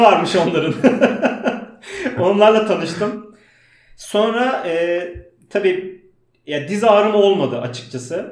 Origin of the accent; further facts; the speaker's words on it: Istanbul, Turkey; also born or lived in Uzunköprü, Edirne; İstanbul Bakırköy'de doğdum. Ee, aslen Makedon göçmeniyim. Ee, İstanbul'da okudum.